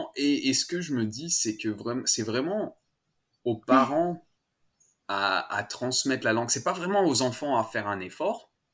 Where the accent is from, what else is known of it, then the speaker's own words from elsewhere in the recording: Annecy, Auvergne-Rhône-Alpes, France; first language French; moved away as an adult; also born or lived in Paris; now in Melbourne, Australia; je viens d'Annecy, de, des Alpes. Euh, pas loin de la mm. Suisse, euh, pour ceux qui connaissent pas trop la France. Euh, et j'ai grandi là-bas. Je suis né à Paris et quand j'avais à peu près 5 ans, mes parents ont déménagé dans les Alpes